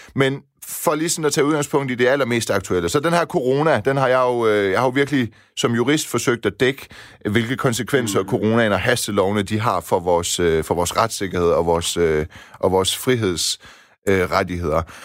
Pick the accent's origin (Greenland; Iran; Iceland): Iran; moved away; Jeg stammer jo fra Iran